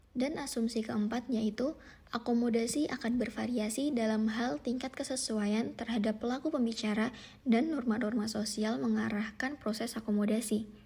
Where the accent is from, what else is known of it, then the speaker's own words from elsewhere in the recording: Surabaya, East Java, Indonesia; accent: Surabaya; Contohnya adalah saya sebagai orang Surabaya yang memiliki aksen atau gaya bicara yang lebih kasar, yang lebih keras dibandingkan orang Yogyakarta